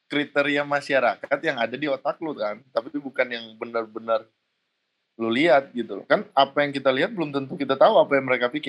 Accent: Indonesia; apalagi orang kita ya, orang Indo ya. Kita nggak pede dengan kitanya sendiri, kita nggak pede dengan budaya kita sendiri.

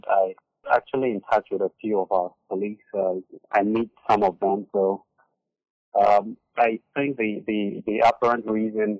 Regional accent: Accra, Greater Accra, Ghana; moved away as an adult; also born or lived in Eastern Region, Ghana / United Kingdom; now in United States; I was born and raised in Accra, Ghana.

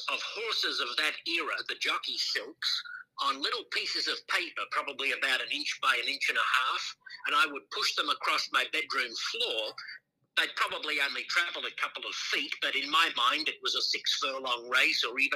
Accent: Brisbane, Queensland, Australia; moved away as an adult; also born or lived in Los Angeles, United States; my hometown of Brisbane, Australia

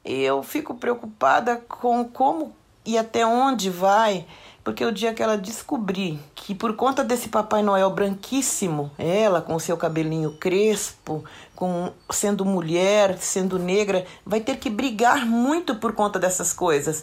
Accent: São Paulo, Brazil; no meu bairro Jardim Ataliba Leonel, aonde eu fui criada

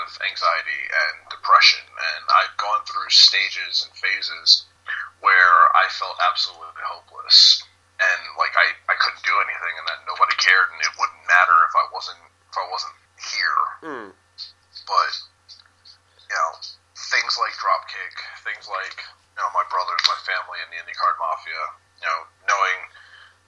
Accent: New York City, New York, United States; originally I'm from New York City

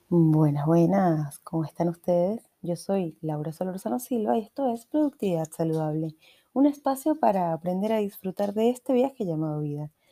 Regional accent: Venezuela; yo, que soy venezolana

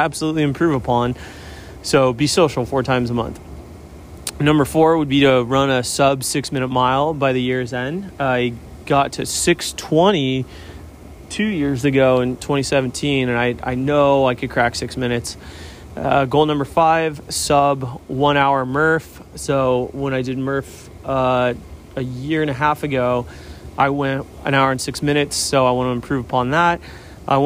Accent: Newport Beach, California, United States; I grew up here in Newport Beach

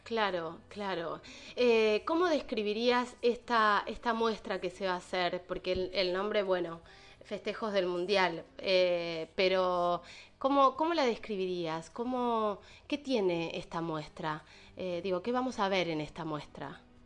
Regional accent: Argentina; como, argentinos

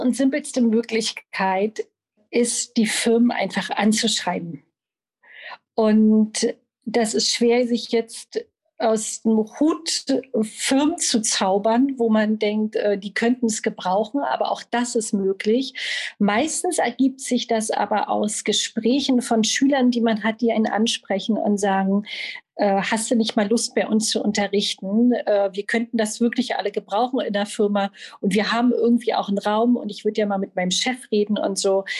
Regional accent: Berlin, Germany; Ich bin Berlinerin und unterrichte seit 15 Jahren Yoga überall in Berlin

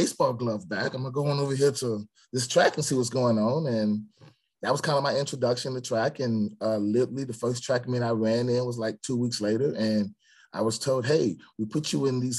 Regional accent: Stone Mountain, Georgia, United States; born or raised there; also born or lived in Atlanta, Georgia

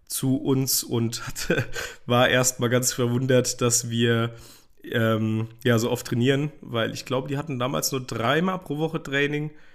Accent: Hesse, Germany; geboren und aufgewachsen in Hessen

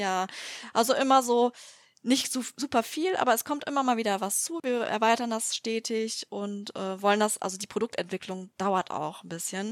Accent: Düsseldorf, North Rhine-Westphalia, Germany; ich komme aus Düsseldorf

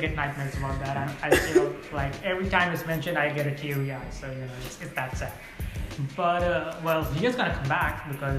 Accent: India; I'm Indian and Bollywood movies are like 3 hours.

